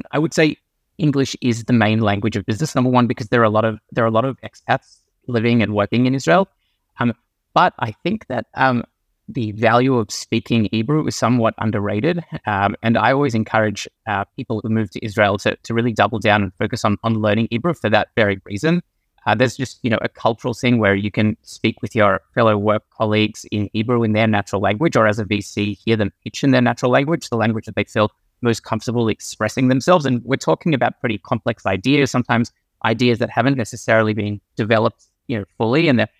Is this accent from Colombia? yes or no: no; Australia; also born or lived in South Africa; Yeah, so I was actually born in South Africa. I grew up in Australia, and like a lot of people in my community, I found myself in a deep financial services role